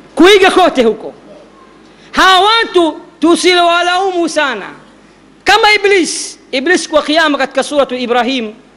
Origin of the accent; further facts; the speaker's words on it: Dar es Salaam, Tanzania; kule kwetu dar es salama temeke